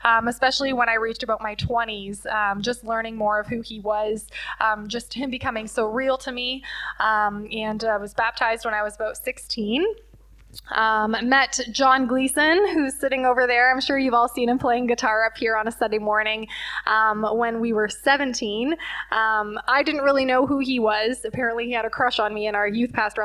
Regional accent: Leamington, Ontario, Canada; also born or lived in Windsor / Cottam; I was born and raised in Leamington.

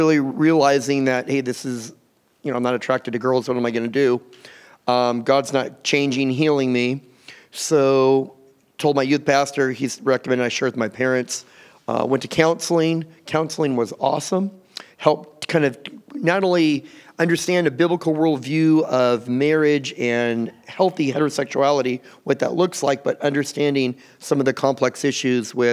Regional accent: Southern California, United States; I grew up here in Southern California.

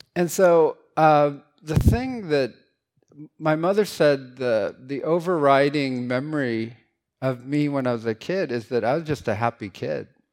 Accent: San Francisco, California, United States; English is a second language; I grew up in San Francisco, N, and not in a, in a kind of a sketchy neighborhood

